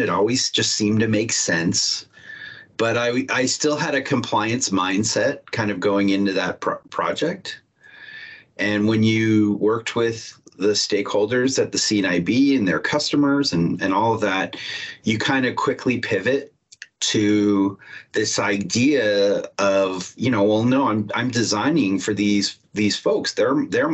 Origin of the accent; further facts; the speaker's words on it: Toronto, Ontario, Canada; now in Seattle, United States; I'm in Seattle, around the Seattle area right now, because I work at Microsoft, but I'm from Toronto, Canada.